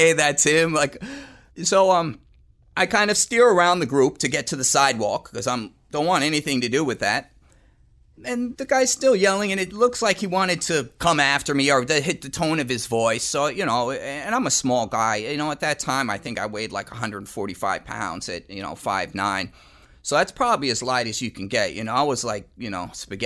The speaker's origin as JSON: {"language": "English", "town": "Pleasantville", "region": "New York", "country": "United States", "also_born_or_lived": "Yonkers, New York", "said": "I was living in Yonkers, New York, although I'm from Pleasantville"}